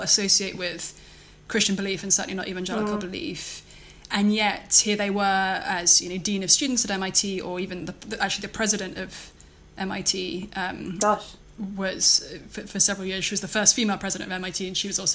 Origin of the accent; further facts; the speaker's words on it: London, United Kingdom; moved away as an adult; now in Cambridge, United States; I am from London, pretty much